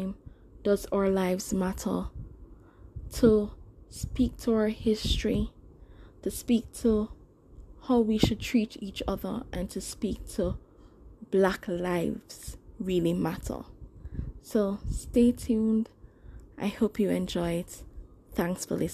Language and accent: English; Jamaica; I'm Jamaican. You know, the country is predominantly black.